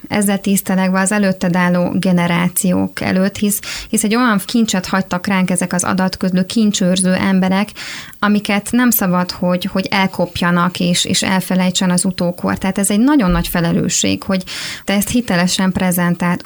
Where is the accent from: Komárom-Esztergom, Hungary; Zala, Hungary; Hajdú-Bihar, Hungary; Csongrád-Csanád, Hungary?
Zala, Hungary; Tekenye; moved away as an adult; now in Budapest, Hungary; a faluban, ahonnan származom, Tekenyéről.